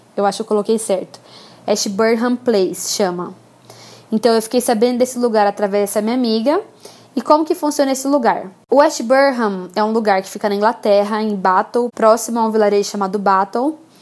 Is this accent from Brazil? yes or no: yes; Brazil; moved away as an adult; also born or lived in England / Málaga, Spain; Eu sentia muita saudade, por exemplo, da nossa comida. Por mais que eu tentasse fazer comida brasileira em casa, não era igual